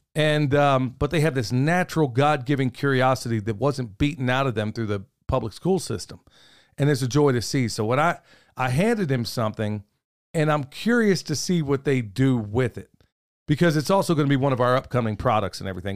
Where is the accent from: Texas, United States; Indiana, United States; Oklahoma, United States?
Oklahoma, United States; where I grew up in Oklahoma